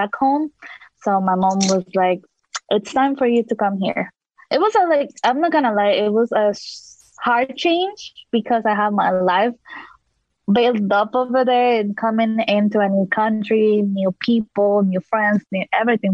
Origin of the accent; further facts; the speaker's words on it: El Salvador; now in Washington, D.C., United States; when I was back home, my home country, El Salvador